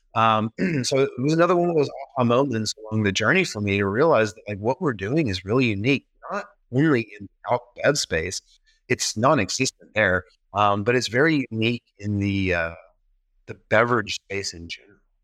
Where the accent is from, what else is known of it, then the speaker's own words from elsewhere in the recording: the South, United States; moved away; also born or lived in Memphis; I grew up in the South.